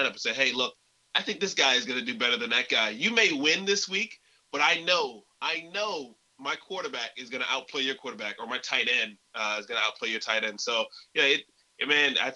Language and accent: English; Rochester, New York, United States; I'm from New York